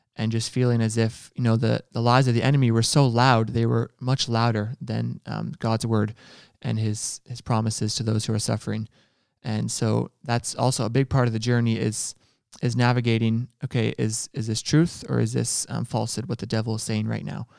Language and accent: English; Ontario, Canada; I'm from Ontario.